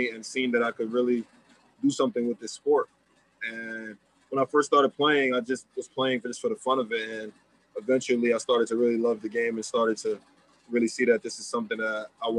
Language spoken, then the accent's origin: English; New York City, New York, United States; growing up in Left Rack City, I would say, I mean, it's definitely different.